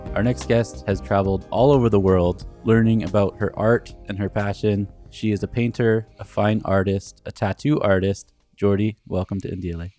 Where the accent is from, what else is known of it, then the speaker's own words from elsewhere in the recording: Canada; Growing up in Canada